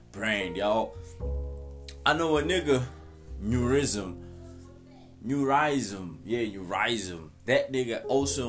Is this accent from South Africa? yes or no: yes; South Africa; I'm from South Africa too.